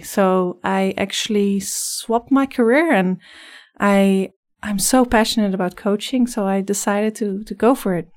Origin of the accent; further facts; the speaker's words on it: Netherlands; English is a second language; moved away as an adult; now in Vancouver, Canada; I'm originally from the Netherlands, so you'll probably hear a slight accent in my voice. I came here about four years ago